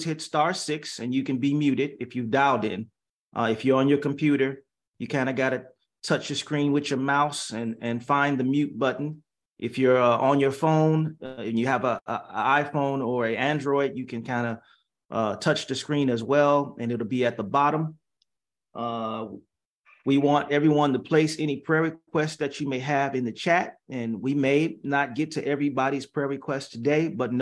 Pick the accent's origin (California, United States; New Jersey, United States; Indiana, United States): Indiana, United States; Gary; now in San Jose, United States; I grew up in Gary, Indiana at Galilee Baptist Church